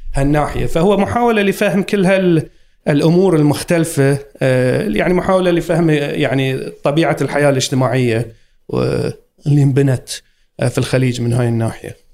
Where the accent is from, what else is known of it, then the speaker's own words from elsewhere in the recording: Muharraq, Muharraq Governorate, Bahrain; moved away as an adult; also born or lived in England; كبرت وربيت في آه، مدينة المحرق القديمة